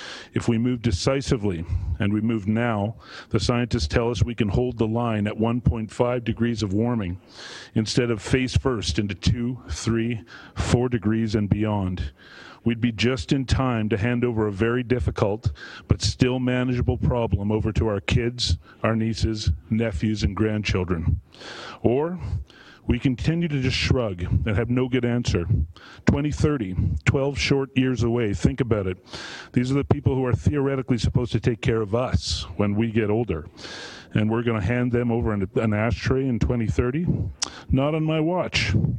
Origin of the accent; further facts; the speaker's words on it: Calgary, Alberta, Canada; born there; I was born in Calgary, but I kind of moved all over Canada until moving back some time ago.